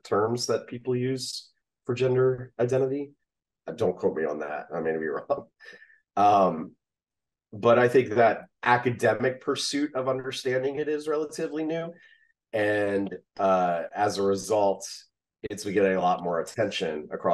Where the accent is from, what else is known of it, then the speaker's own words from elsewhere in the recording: the South, United States; I grew up in the South.